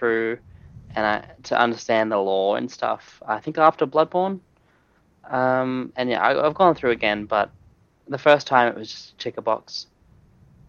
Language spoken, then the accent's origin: English; Australia; as an Australian